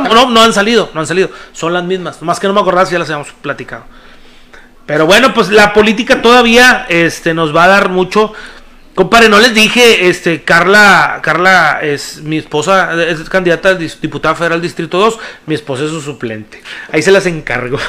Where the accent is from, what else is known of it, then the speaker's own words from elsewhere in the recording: Apodaca, Nuevo León, Mexico; yo soy de Apodaca